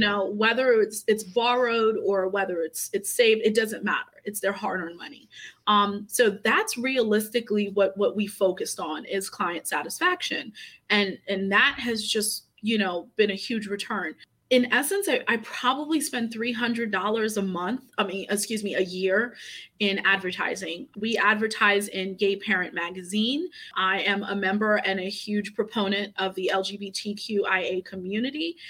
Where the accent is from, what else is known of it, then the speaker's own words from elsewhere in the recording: New York City, New York, United States; moved away as an adult; also born or lived in Port-au-Prince, Haiti; now in Maryland, United States; I came here uh, when I was two years old